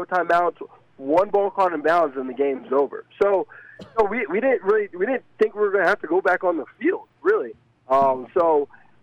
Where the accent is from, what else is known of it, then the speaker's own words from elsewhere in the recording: Alpharetta, Georgia, United States; I'm from Alpharetta, Georgia.